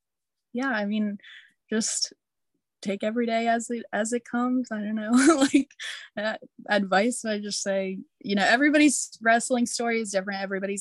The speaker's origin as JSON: {"language": "English", "town": "Cincinnati", "region": "Ohio", "country": "United States", "said": "I'm from Cincinnati"}